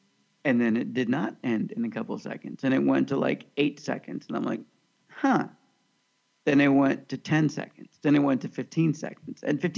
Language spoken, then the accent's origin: English; Kansas, United States; moved away; also born or lived in Northridge, California; Growing up in Kansas